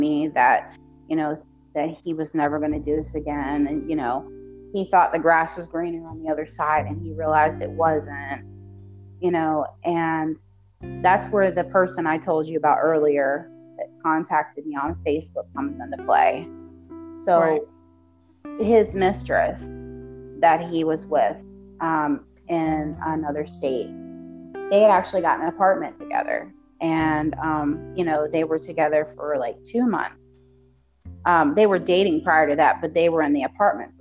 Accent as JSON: {"language": "English", "country": "United States", "said": "I'm American"}